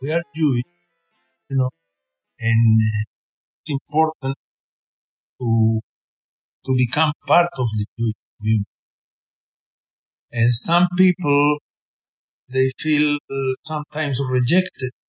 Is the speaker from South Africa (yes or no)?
no; Chile; English is a second language; now in Houston, United States; I am from Chile. I tell to everybody, I don't care, and I speak Spanish, and I have an accent